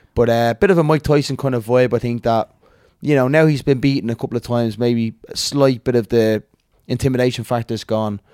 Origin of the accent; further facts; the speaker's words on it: Dublin, Leinster, Ireland; I'm from Crumlin, but I actually boxed him out in Tallinn all my childhood